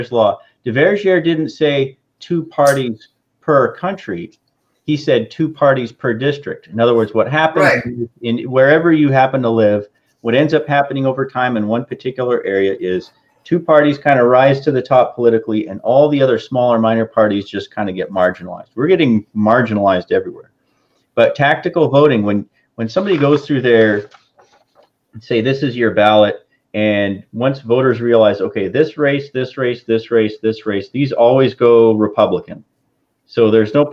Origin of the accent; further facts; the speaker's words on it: Washington, United States; moved away; I'm from Washington, and we just call it Washington